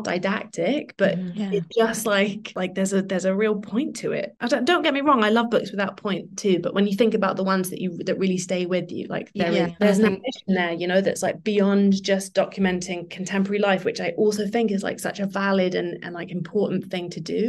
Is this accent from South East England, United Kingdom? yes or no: no; London, United Kingdom; now in Margate, United Kingdom; I didn't grow up here. I grew up in London, but we used to come here for holidays